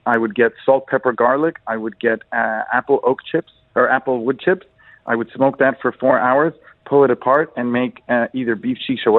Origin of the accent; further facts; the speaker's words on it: Egypt; now in Dubai, United Arab Emirates